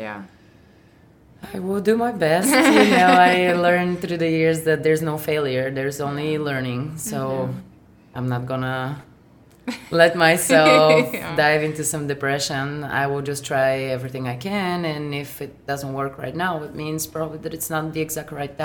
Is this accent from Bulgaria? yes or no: yes; Bulgaria; now in Alaska, United States; Growing up in Bulgaria, it was nice. I had a very neat childhood